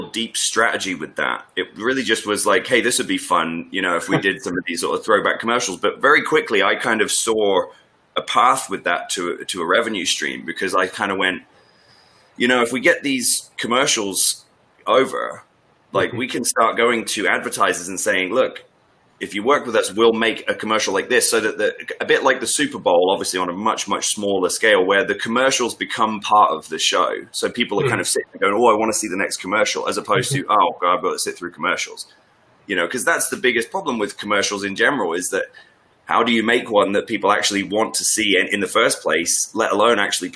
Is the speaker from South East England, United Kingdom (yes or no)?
no; Northwest Norfolk, East of England, United Kingdom; I grew up in Northwest Norfolk